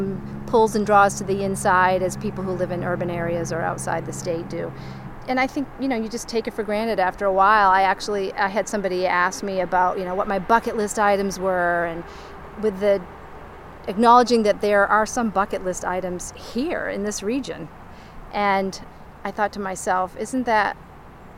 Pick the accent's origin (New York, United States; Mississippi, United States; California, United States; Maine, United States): Maine, United States; me growing up here